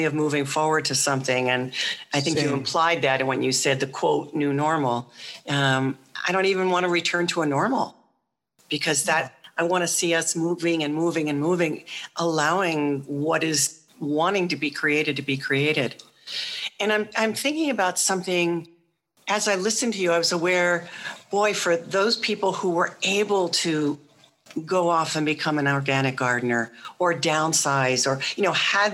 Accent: Philadelphia, Pennsylvania, United States; places like where I grew up in Philadelphia

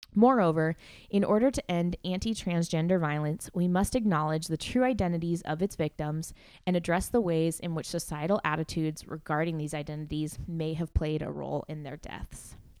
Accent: McMinnville, Oregon, United States; McMinnville, my hometown

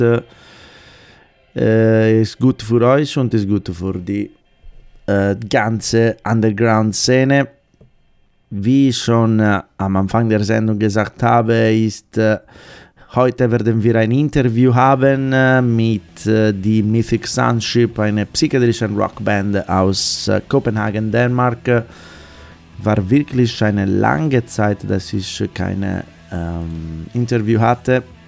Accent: Sardinia, Italy; German is a second language; moved away; aus meiner Heimat Sardinien

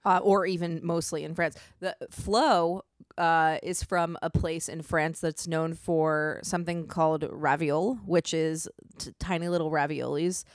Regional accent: Maryland, United States; moved away as an adult; I'm from Maryland, and we have winter there, like, actual winter with snow

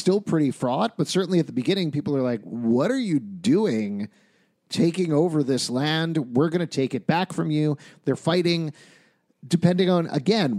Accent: United States; as Americans

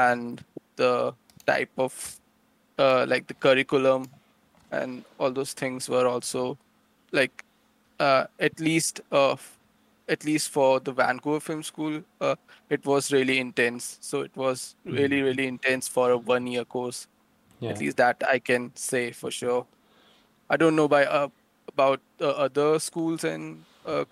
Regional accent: Delhi, India; I'm from Delhi in India

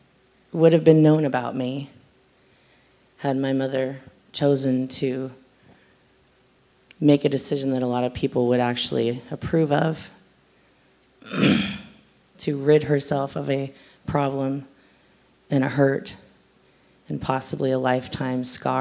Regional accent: California, United States; moved away; also born or lived in North Dakota / South Dakota / Colorado; Where I come from, a lot of places. I'm originally from California. Then I moved to North Dakota, then I moved to South Dakota, then I moved to Colorado, and then we moved here.

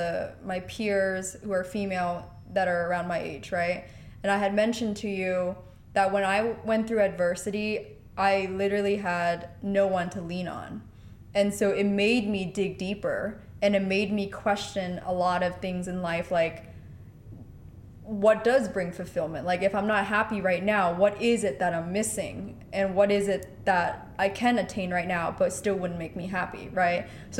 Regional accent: Pennsylvania, United States; now in California, United States; I came from Pennsylvania to California, have been establishing my life out here by myself.

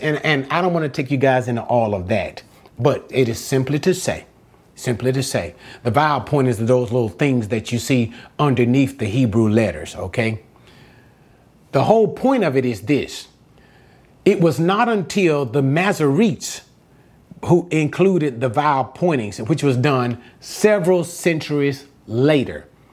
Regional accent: United States; I'm an American

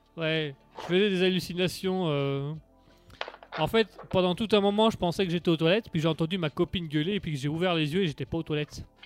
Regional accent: Belgium; je venais de Belgique

